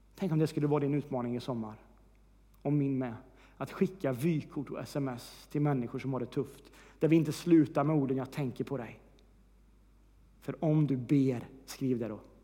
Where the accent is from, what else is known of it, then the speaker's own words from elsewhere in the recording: Värmland, Sweden; moved away; Senast jag var hemma i Värmland